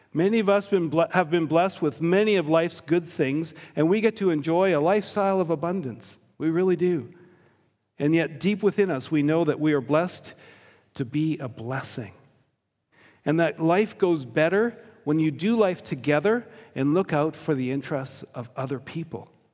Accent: Victoria, British Columbia, Canada; I grew up on Vancouver Island in an immigrant community.

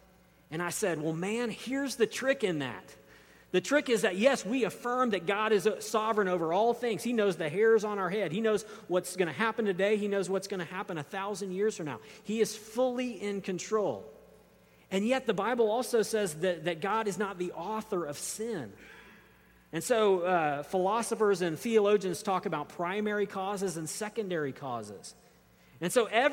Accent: United States; as modern American readers

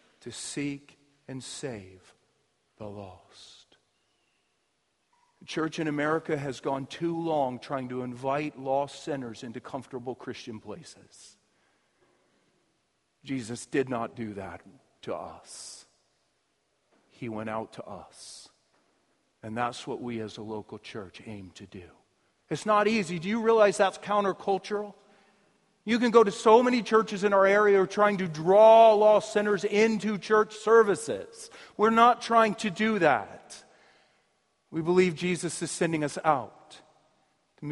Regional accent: United States; we're American.

